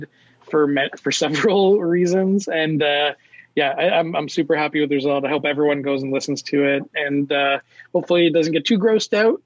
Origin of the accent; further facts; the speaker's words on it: Toronto, Ontario, Canada; I am from Toronto, Ontario, Canada.